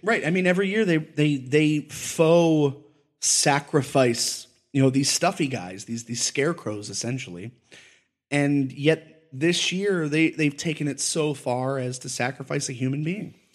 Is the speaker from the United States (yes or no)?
yes; United States; I'm from Delaware County, from the place I grew up